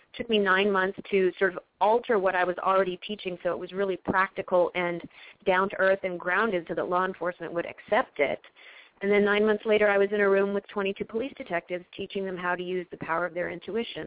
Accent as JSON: {"language": "English", "country": "Canada", "tie": "born or raised there", "moved": "yes", "lives_now": "Los Angeles, United States", "said": "my hometown in Canada"}